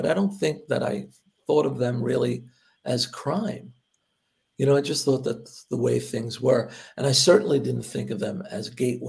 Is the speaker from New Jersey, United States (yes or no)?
yes; Hoboken, New Jersey, United States; I grew up in Hoboken, and there was always sort of minor crime going around.